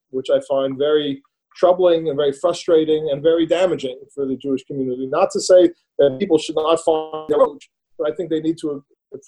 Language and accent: English; Montreal, Quebec, Canada; I grew up in Montreal, in Canada